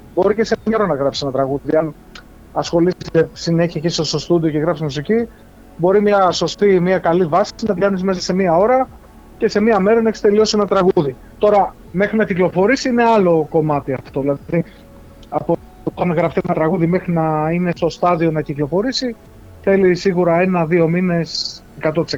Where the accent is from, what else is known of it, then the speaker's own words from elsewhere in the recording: North Euboea, Central Greece, Greece; moved away; στο χωριό μου πάνω στη Βόρεια Ευεία